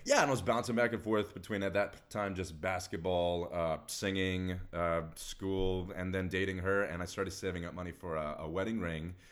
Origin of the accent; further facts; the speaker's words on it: Texas, United States; Grew up, born and raised in Texas